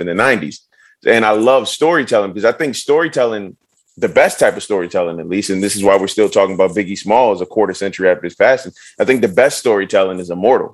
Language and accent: English; Central Virginia, United States; moved away; also born or lived in Salisbury, North Carolina / New York; I moved to basically like Central Virginia with my mom and my grandmother